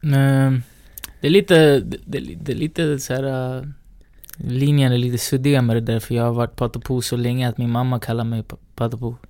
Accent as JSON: {"language": "Swedish", "country": "Sweden", "tie": "born or raised there", "also_born_or_lived": "Valparaíso, Chile", "said": "vi är uppväxta i Sverige"}